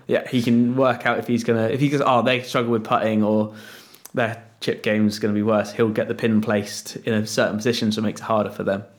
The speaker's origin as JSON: {"language": "English", "country": "United Kingdom", "said": "I'm just being British"}